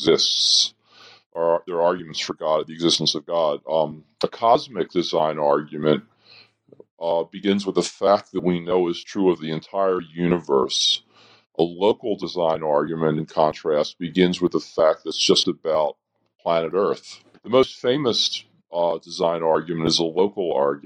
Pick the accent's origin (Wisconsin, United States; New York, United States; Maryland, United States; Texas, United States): Maryland, United States; Baltimore; moved away as an adult; also born or lived in Philadelphia, Pennsylvania; now in Madison, United States; I grew up in Baltimore, Maryland